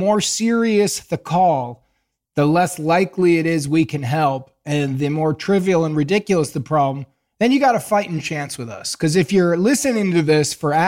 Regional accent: Chicago, Illinois, United States; I'm from Chicago

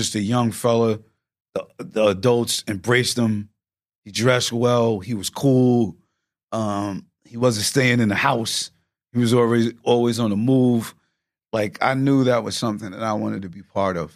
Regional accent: Yonkers, New York, United States; I'm from New York

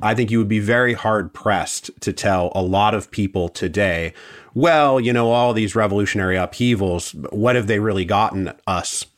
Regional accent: Seattle, Washington, United States; moved away; I'm from the West Coast originally, like, I'm from Seattle and my whole family's from Washington and Oregon and California.

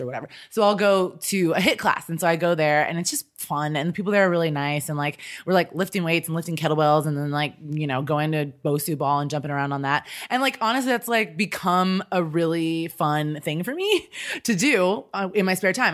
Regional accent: Kansas City, United States; moved away as an adult; also born or lived in Chicago / Los Angeles / New York; I'm originally from Kansas City. I just grew up there and lived there for my life until I was out of school

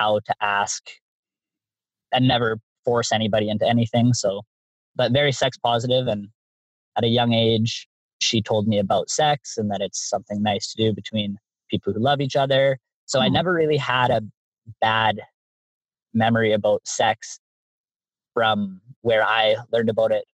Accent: Canada; I'm from Canada

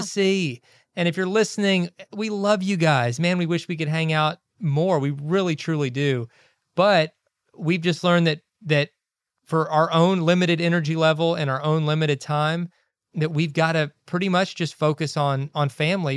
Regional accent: Kentucky, United States; moved away; We grew up in Kentucky

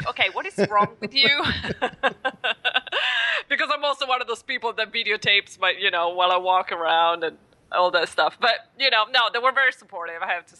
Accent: Italy; English is a second language; moved away as an adult; also born or lived in Queens, New York; now in New York, United States; I was born and raised in Italy, and I arrived in New York

